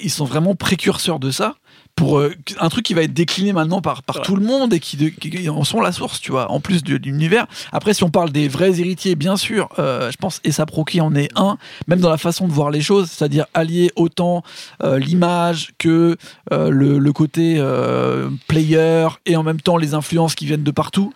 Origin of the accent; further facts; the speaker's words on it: France; nous en tant que français